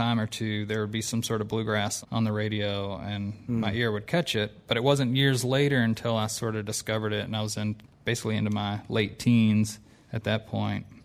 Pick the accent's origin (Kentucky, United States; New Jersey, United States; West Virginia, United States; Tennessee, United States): Kentucky, United States; Louisville; I'm from Louisville.